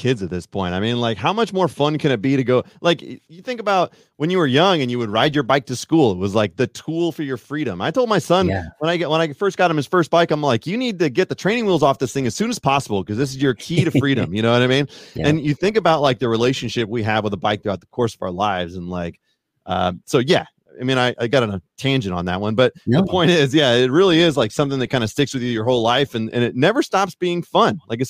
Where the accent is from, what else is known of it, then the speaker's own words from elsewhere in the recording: Fairfield, California, United States; now in Colorado, United States; I grew up in Fairfield, which is about 45 minutes south. We're going to talk regional. Nobody really cares. But anyways, I grew up in the kind of Northern California area.